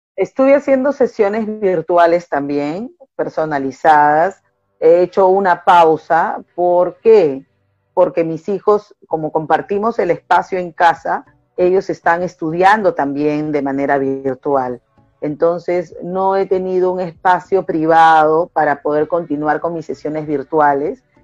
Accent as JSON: {"language": "Spanish", "region": "Callao", "country": "Peru", "said": "soy del Callao"}